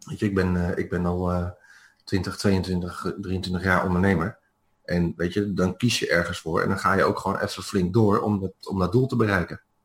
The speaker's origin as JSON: {"language": "Dutch", "country": "Netherlands", "moved": "as an adult", "said": "als Nederlander"}